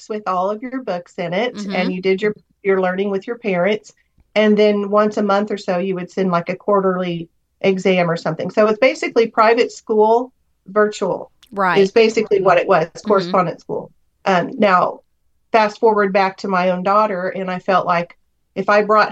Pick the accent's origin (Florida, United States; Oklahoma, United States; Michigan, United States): Oklahoma, United States; moved away as an adult; also born or lived in Alaska; We're from Oklahoma.